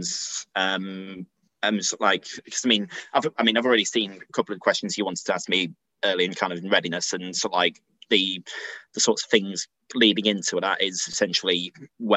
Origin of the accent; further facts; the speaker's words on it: Sheffield, Yorkshire and the Humber, United Kingdom; now in Nottingham, United Kingdom; I'm originally from Sheffield